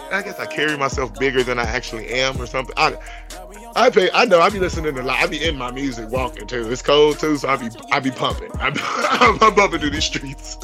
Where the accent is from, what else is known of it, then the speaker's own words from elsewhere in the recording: Bellwood, Illinois, United States; I'm from Bellwood, Illinois